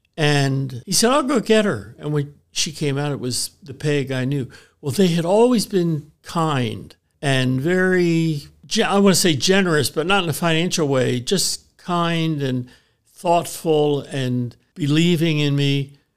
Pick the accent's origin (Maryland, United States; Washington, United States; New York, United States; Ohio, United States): Maryland, United States; Baltimore; moved away as an adult; now in Lancaster, United States; I grew up in Baltimore as part of a brand new church plant